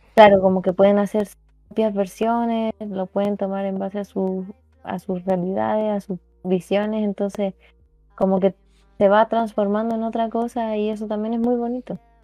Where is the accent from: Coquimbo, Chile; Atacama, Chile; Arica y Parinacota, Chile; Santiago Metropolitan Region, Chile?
Santiago Metropolitan Region, Chile; Talagante; Yo soy de, una, de un pueblito muy pequeño que es muy poco conocido y se llama Talagante.